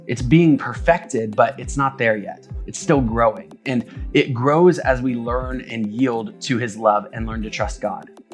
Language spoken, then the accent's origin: English; United States; we as the American church